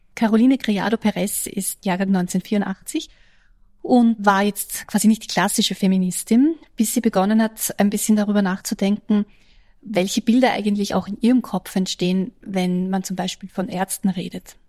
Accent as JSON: {"language": "German", "country": "Austria", "said": "als Österreicherin"}